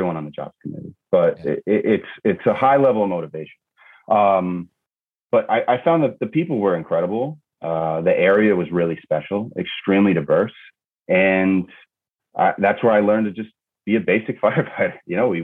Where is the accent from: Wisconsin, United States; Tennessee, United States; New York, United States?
New York, United States; New York City; 9/11 happened in my hometown, in my backyard